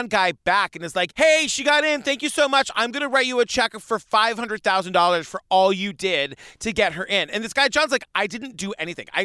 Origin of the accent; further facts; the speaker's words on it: Cape Cod, Massachusetts, United States; I grew up on Cape Cod